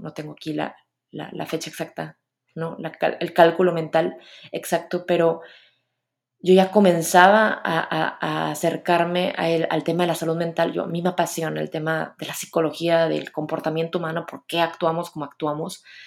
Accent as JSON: {"language": "Spanish", "town": "Monterrey", "region": "Nuevo León", "country": "Mexico", "said": "soy de Monterrey"}